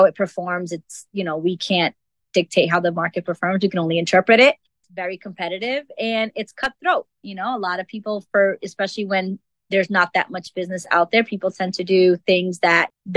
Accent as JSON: {"language": "English", "country": "Dominican Republic", "moved": "yes", "lives_now": "Boston, United States", "said": "I live in Boston. I'm originally from the Dominican Republic"}